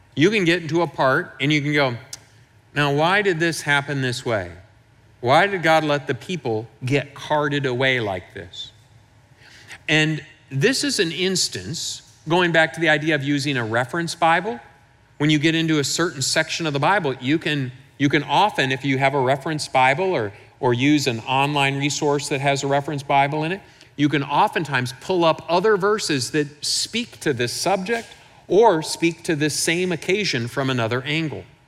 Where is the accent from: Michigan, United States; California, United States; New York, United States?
Michigan, United States; I'm from Michigan